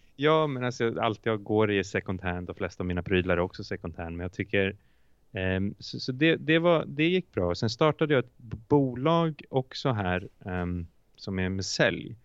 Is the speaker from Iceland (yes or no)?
yes; Iceland; Swedish is a second language; moved away as an adult; now in Sweden; jag är från Island